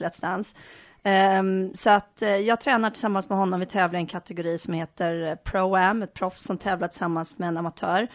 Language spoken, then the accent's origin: Swedish; Bohuslän, Västra Götaland, Sweden; also born or lived in Enskede, Stockholm; now in Stockholm, Sweden; jag kommer ifrån Bohuslän